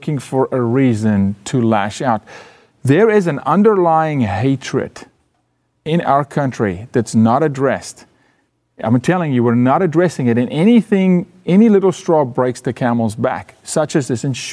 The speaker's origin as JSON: {"language": "English", "country": "South Africa", "moved": "yes", "lives_now": "United States", "said": "I'm from South Africa"}